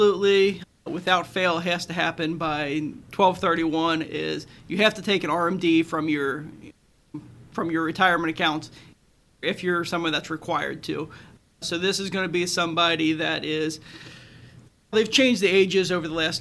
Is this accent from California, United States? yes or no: no; Florence, Kentucky, United States; also born or lived in Corbin, Kentucky; I grew up in Northern Kentucky, up in Florence